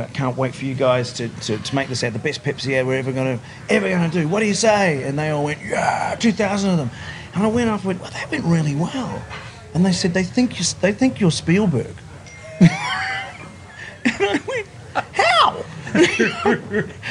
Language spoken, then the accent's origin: English; Wellington, New Zealand; moved away as an adult; now in Sydney, Australia; I grew up in Wellington in New Zealand. But I've been here in Australia longer than I was in New Zealand